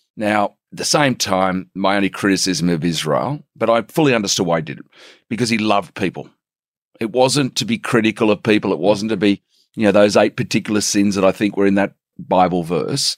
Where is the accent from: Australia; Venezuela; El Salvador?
Australia; Sydney, New South Wales; also born or lived in Lindfield, Sydney / South Africa; I'm from the Shire